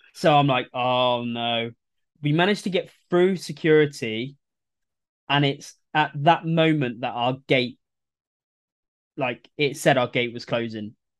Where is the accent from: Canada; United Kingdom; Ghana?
United Kingdom; England; I'm English